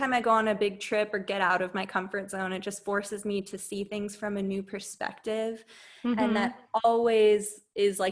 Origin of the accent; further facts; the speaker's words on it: San Diego, California, United States; also born or lived in Boston; I'm from San Diego